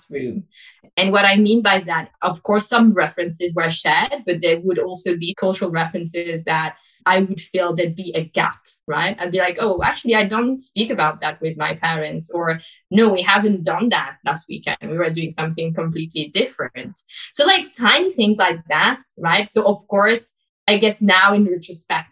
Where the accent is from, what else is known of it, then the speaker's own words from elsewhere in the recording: Paris, Île-de-France, France; I was born in France, Paris, and this is where I grew up as well